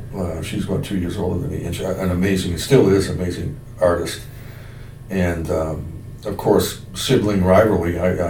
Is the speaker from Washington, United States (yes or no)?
no; Pembroke, Massachusetts, United States; I grew up in Bryanville.